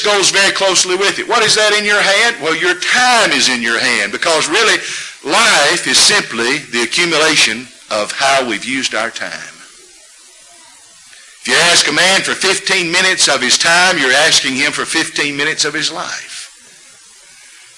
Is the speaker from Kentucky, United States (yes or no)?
no; Huntsville, Alabama, United States; moved away; I grew up in Huntsville, Alabama